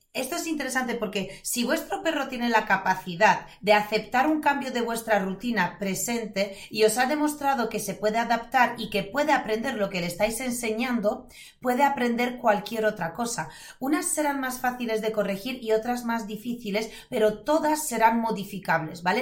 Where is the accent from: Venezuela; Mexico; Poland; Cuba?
Poland; Spanish is a second language; now in Spain; soy polaca